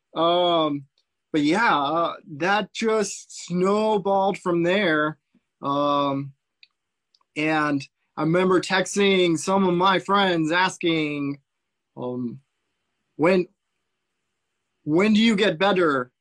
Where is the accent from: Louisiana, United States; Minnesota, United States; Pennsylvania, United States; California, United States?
California, United States; Central Coast; also born or lived in Fullerton, California; I am from Central Coast, California. So right in the middle on the coast.